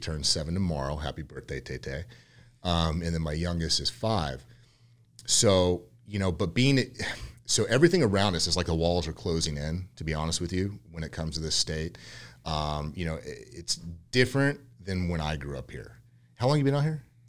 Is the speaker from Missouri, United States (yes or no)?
no; Yucca Valley, California, United States; also born or lived in Westlake, California; I was born and raised in California, um, originally from a little small town called Yucca Valley out near Palm Springs